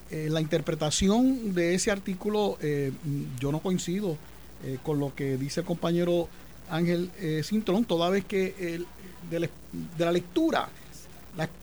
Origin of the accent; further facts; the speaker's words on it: Carolina, Puerto Rico; Bueno, yo soy de Carolina, en Carolina el que no baila salsa está liquidado.